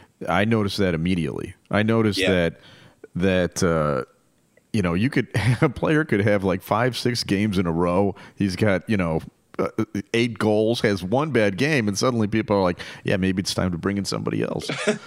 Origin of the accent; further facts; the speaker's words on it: United States; as an American